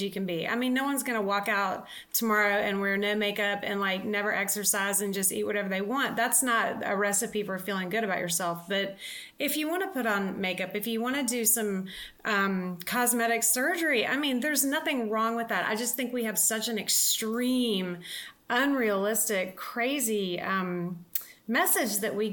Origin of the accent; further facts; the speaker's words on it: the South, United States; I was raised in the South, which I mean, I adore living in the South and being raised there